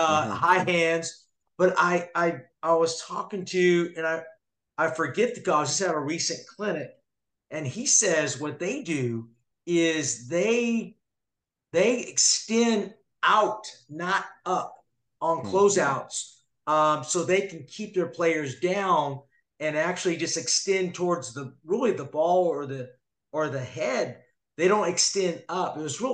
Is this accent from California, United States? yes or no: yes; San Jose, California, United States; I grew up with the Warriors. I grew up in San Jose, California. I'm a big Warriors fan.